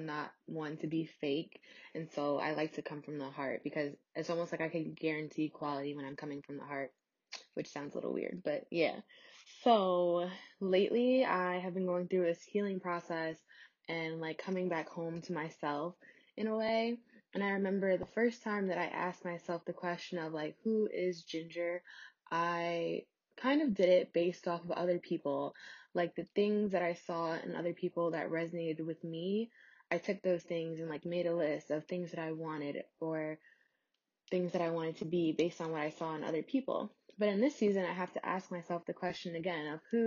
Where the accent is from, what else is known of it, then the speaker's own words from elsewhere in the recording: New York, United States; I'm from New York